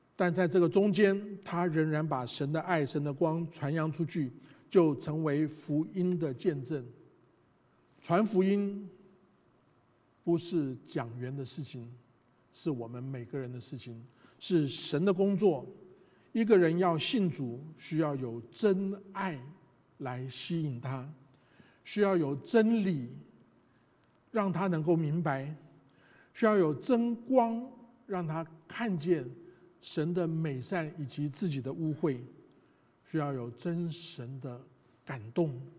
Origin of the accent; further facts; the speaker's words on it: Taiwan; moved away; 我们这一代从台湾来的人